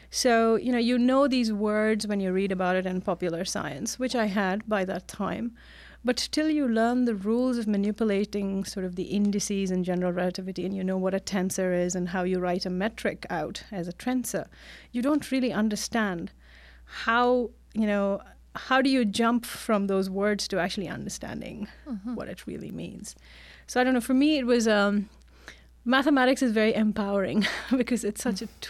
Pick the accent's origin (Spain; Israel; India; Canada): India; now in United States; No, actually, I grew up in India.